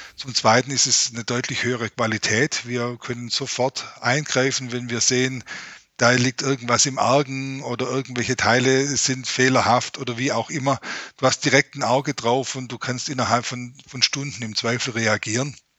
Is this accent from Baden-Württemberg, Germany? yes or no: yes; Ostalb, Baden-Württemberg, Germany; accent: Swabian; ich komme genau von der anderen Seite in Baden-Württemberg, von der Grenze zu Bayern, äh, ja. von der schönen Ostalb